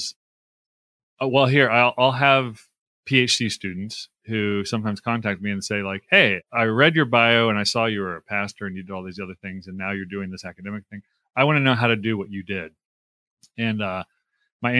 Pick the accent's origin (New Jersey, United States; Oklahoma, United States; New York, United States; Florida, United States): Oklahoma, United States; Tulsa; now in Holland, MI, United States; I grew up in Tulsa, Oklahoma